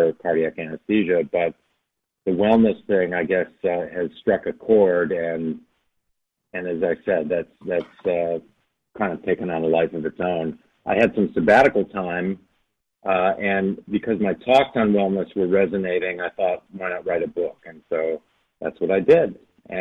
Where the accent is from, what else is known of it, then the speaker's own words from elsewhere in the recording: outside of Chicago, Illinois, United States; the home where I grew up outside of Chicago